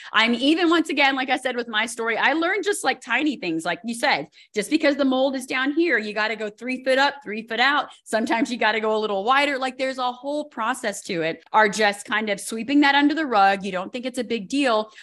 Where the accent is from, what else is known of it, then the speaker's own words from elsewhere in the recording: Colorado, United States; I'm from Colorado